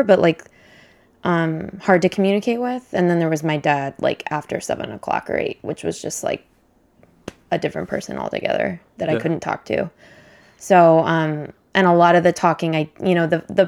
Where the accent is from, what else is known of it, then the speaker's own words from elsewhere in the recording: Berkeley, California, United States; I come from Berkeley, so like it's like one of the more LGBTQ inclusive places you could live